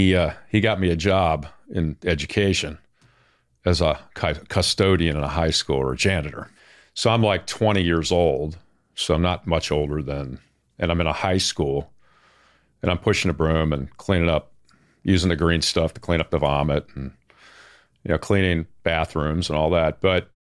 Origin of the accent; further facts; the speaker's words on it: Baltimore, Maryland, United States; I grew up in the Baltimore area.